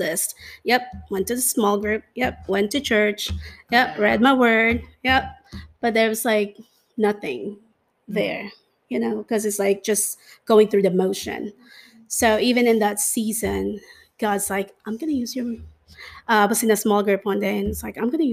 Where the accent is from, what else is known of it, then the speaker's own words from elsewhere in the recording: Manila, Metro Manila, Philippines; growing up in the Philippines, I mean, I grew up in Manila